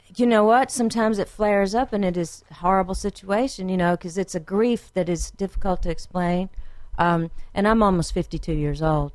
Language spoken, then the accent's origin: English; Frankville, Alabama, United States; born or raised there; also born or lived in Quantico, Virginia